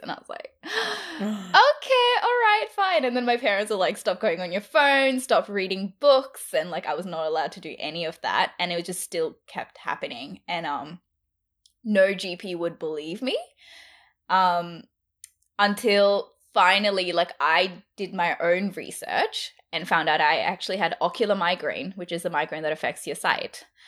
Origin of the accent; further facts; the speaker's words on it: Brisbane, Queensland, Australia; moved away as an adult; also born or lived in India; now in Melbourne, Australia; I grew up in Brisbane. I'm from India. Grew up in Brisbane.